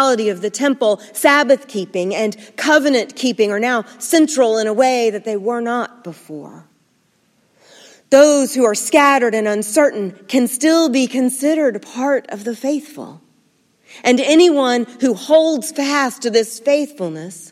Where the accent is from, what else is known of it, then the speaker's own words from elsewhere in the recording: Nashville, Tennessee, United States; My hometown looks different now. Sleepy little Nashville is the it city